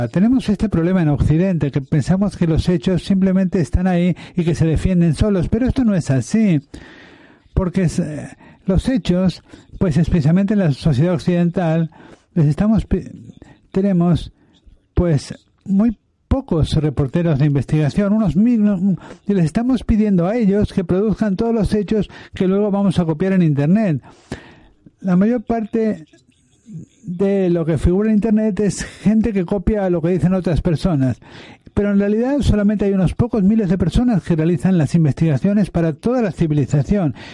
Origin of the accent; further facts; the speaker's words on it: United States; accent: American; Spanish is a second language; yo soy estadounidense y tengo un fuerte acento estadounidense.